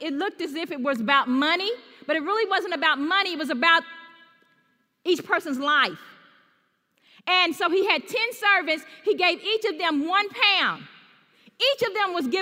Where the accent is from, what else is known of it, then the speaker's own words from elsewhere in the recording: Louisville, Kentucky, United States; I'm from Louisville, Kentucky